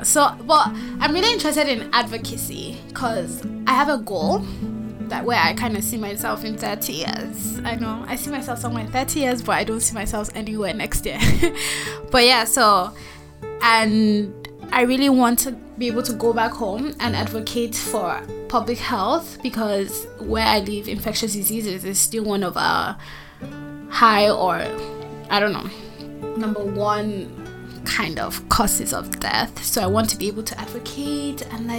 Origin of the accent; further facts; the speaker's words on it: Nigeria; also born or lived in Anambra State, Nigeria; I'm from Nigeria. I live in Abuja, Nigeria.